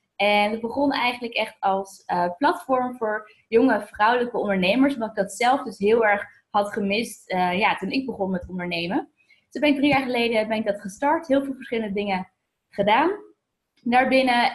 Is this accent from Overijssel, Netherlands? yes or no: no; Voorhout, South Holland, Netherlands; moved away as an adult; also born or lived in Amsterdam; now in Lisbon, Portugal; ik ben, eh, geboren in Amsterdam, maar ik ben opgegroeid, eh, in Voorhout, het kleine dorp in de buurt van Leiden en Noordwijk.